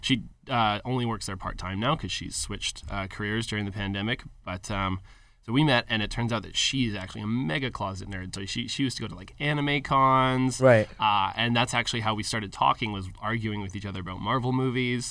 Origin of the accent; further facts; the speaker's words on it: Calgary, Alberta, Canada; a local company from my hometown of Calgary